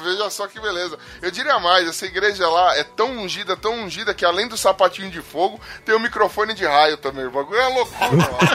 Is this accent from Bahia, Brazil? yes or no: no; São Paulo, Brazil; Eu sou de Taquera